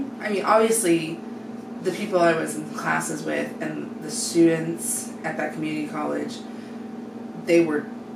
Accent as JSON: {"language": "English", "town": "Bonner Springs", "region": "Kansas", "country": "United States", "tie": "born or raised there", "said": "I grew up in Bonner"}